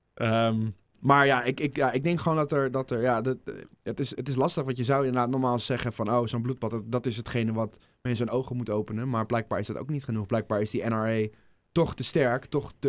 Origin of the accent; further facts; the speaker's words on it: Netherlands; als Nederlander